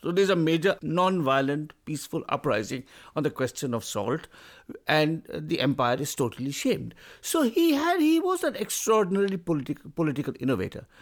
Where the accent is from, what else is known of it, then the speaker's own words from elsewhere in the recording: India; as an Indian